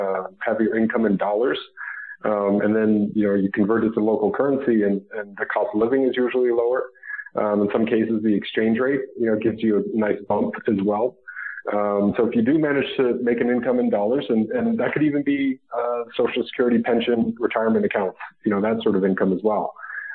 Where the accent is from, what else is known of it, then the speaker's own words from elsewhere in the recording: Madrid, Community of Madrid, Spain; born there; also born or lived in Mississippi, United States / Germany / Utah, United States; I was born in Madrid, Spain. My mom is from Spain, a different part up north near the Pyrenees Mountains and the border with France. So when I was growing up, my dad was stationed in Mississippi, Germany, Utah.